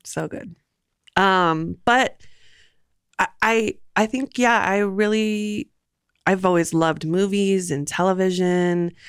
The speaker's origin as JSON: {"language": "English", "town": "Los Angeles", "region": "California", "country": "United States", "tie": "born or raised there", "also_born_or_lived": "Santa Monica, California / Burbank, California", "moved": "as an adult", "lives_now": "Portland, United States", "said": "born and raised in L"}